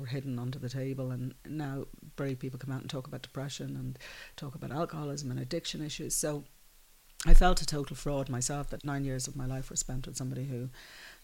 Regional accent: Dublin, Leinster, Ireland; also born or lived in London; growing up in the Phoenix Park

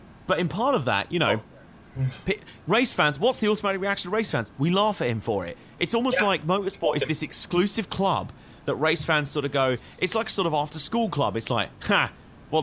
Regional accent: United Kingdom; the British guy

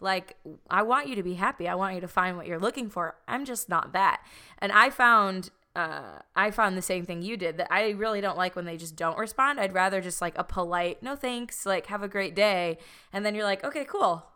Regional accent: Chicago, Illinois, United States; moved away; traveling home to, like, Chicago

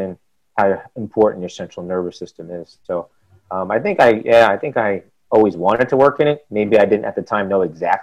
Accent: Long Island, New York, United States; I'm originally from Long Island, New York. So Columbia is in the city. It's an hour and a half away from my parents and where I grew up.

